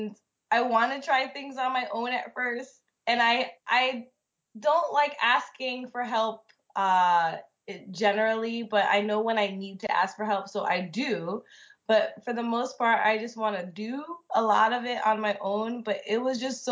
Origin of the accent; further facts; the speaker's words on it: United States; moved away as an adult; also born or lived in Grenada; now in Japan; I still don't really like my home country